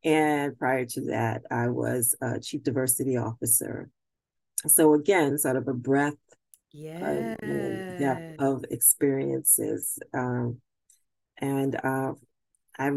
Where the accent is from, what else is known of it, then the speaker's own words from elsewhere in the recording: Brooklyn, New York, United States; moved away as an adult; also born or lived in Albany, New York / Springfield, Massachusetts; I was born and raised in Brooklyn, New York